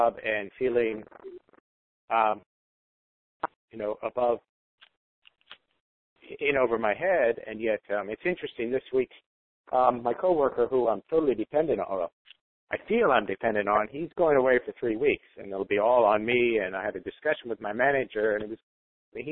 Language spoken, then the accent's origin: English; Jamaica; moved away; I was brought up in Jamaica, so it used forms instead of grades